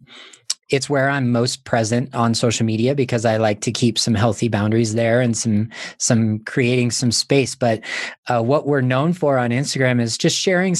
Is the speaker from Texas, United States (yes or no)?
no; Montana, United States; I was born in Montana, living in Montana.